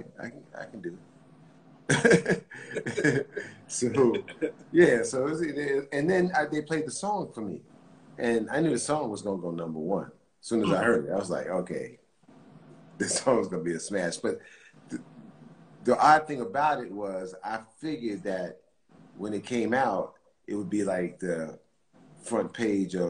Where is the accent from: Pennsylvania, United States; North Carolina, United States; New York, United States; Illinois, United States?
New York, United States; Mount Vernon; moved away as an adult; also born or lived in the Bronx, New York; I'm a kid from Mount Vernon in the Bronx